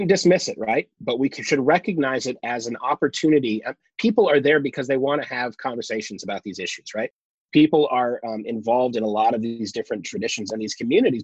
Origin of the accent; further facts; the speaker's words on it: Michigan, United States; where I grew up in Michigan